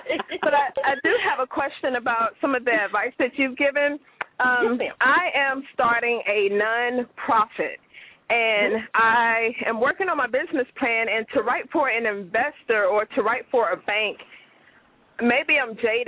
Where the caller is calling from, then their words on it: Louisville, Kentucky, United States; I'm calling from Louisville, Kentucky.